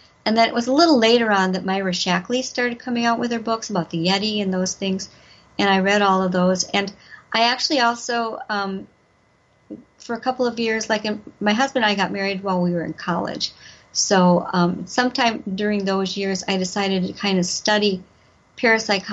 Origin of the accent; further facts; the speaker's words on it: Wisconsin, United States; also born or lived in Madison, Wisconsin; I grew up around Wisconsin. I was born in Madison. Lived there till I was about 8, and then my parents moved to a little town in southeastern Wisconsin, where I went to went through school and high school